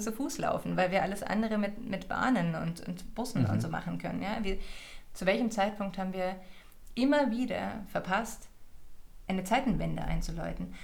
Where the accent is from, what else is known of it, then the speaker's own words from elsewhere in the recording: Germany; als Deutsche